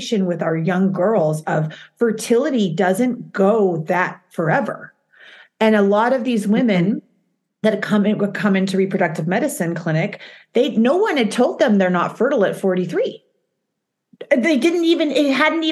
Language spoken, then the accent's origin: English; Utah, United States; now in New York, United States; Now I was raised in Utah